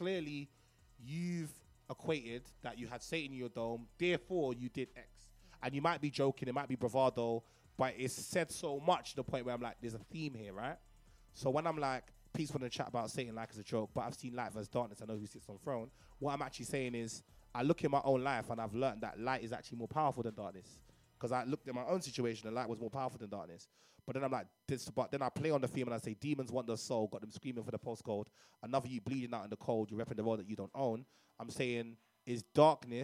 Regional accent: Nigeria; Growing up in Nigeria

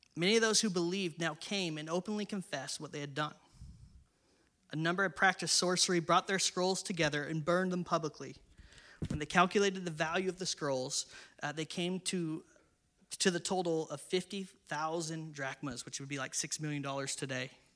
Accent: San Diego, California, United States; also born or lived in Inland Empire, California / Northern Ireland; I'm from San Diego

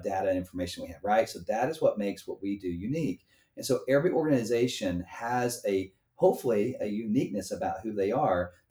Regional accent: United States; being an American

